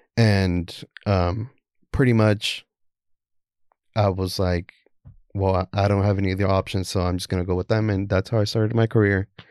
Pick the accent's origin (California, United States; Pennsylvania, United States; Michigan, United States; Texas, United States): Texas, United States; Houston; also born or lived in Guatemala; I'm from Houston, Texas.